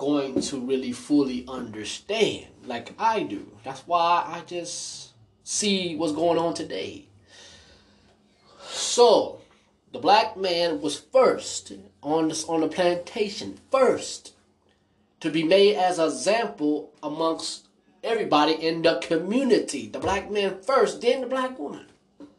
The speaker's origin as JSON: {"language": "English", "country": "United States", "tie": "born or raised there", "said": "I was born in America"}